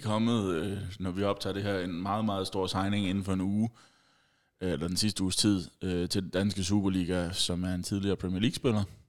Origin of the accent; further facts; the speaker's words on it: Funen, Southern Denmark, Denmark; vi er fra Fyn.